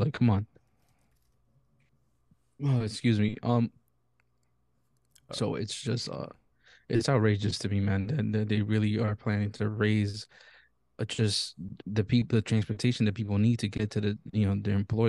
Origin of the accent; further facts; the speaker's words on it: New York, United States; And I think it's just completely unfair because as a New Yorker, like everything's due to inflation as it is, right?